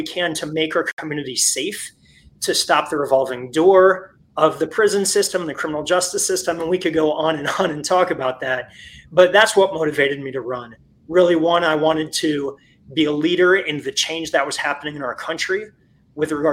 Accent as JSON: {"language": "English", "region": "Florida", "country": "United States", "tie": "born or raised there", "moved": "as an adult", "said": "I was born and raised in Florida, and I ended up coming home to Florida about 10 years ago"}